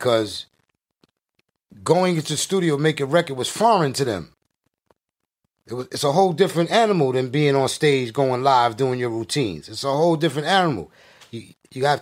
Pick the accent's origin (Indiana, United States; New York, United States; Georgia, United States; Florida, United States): New York, United States; New York City; I'm from Brooklyn.